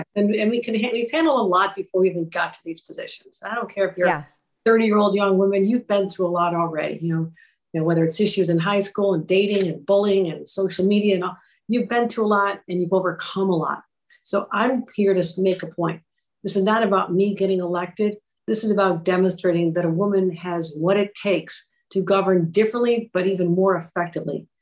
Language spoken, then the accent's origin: English; Buffalo, New York, United States; I'm from Buffalo